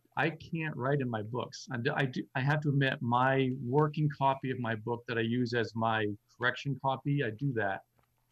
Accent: Lakes Region, New Hampshire, United States; moved away as an adult; as a teenager growing up in the Lakes region

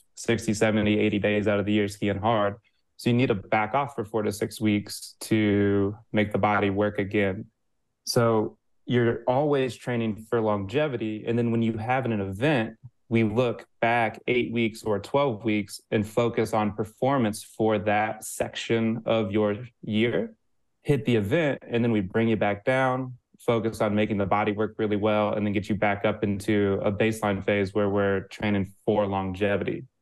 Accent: Midwest, United States; I'm a Midwesterner

